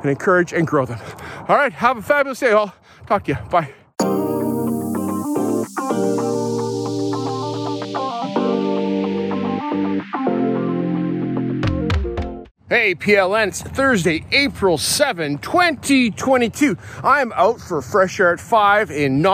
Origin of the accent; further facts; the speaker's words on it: Canada; I grew up in white Canada